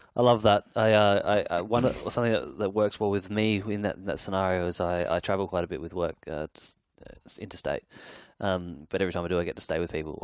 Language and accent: English; Adelaide, South Australia, Australia; now in Sydney, Australia; I grew up in Adelaide and I live in Sydney now